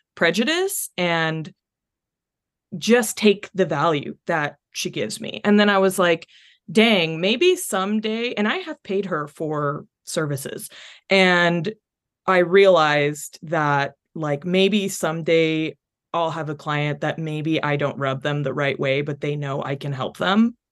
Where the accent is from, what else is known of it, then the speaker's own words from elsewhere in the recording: North Texas, United States; also born or lived in Chile; I was born in Chile, but I have pretty much lived my whole life in North Texas